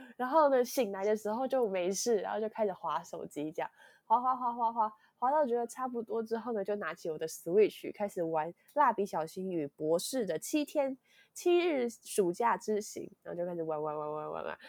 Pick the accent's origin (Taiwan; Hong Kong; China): Taiwan; Hsinchu; also born or lived in Yonghe, New Taipei; now in New Taipei, Taiwan; 我是新竹人